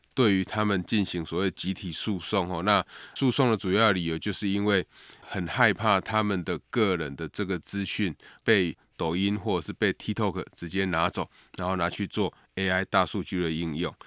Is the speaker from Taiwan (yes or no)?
yes; Taiwan; 对台湾的外交及国际地位当然会有不小的这个影响哈，也显示我们在外交上有一个重大的突破